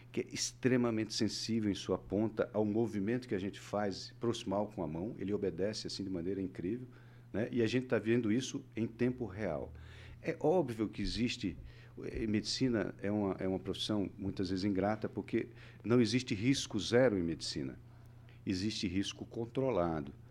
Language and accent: Portuguese; Northeast Region, Brazil; also born or lived in Southeast Brazil; venho de uma cultura diferente mesmo mesmo sendo brasileiro vim do nordeste tudo bem, passei anos pelo Sudeste, hoje estou aqui no Paraná.